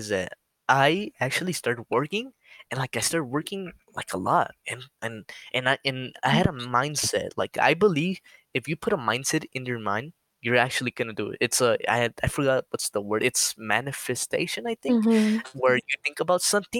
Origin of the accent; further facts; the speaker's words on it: New Mexico, United States; I'm from New Mexico, and it's just a desert